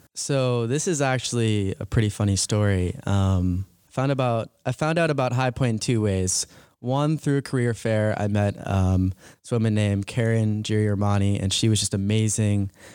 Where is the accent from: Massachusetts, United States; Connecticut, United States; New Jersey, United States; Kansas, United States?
Massachusetts, United States; Medfield; moved away as an adult; also born or lived in High Point, North Carolina; I'm from Medfield, Massachusetts. It's about twenty-five minutes outside the city. I love growing up there